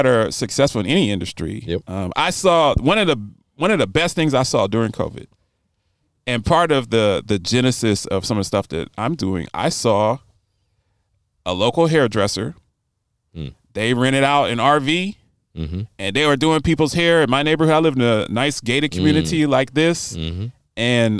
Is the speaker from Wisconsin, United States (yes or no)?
no; Baltimore, Maryland, United States; I grew up in Baltimore.